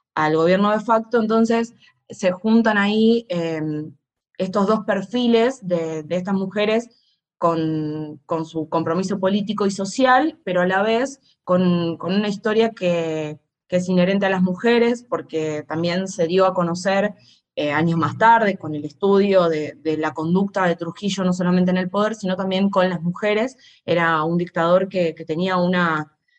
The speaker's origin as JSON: {"language": "Spanish", "country": "Argentina", "said": "nosotros como argentinos en nuestra dictadura"}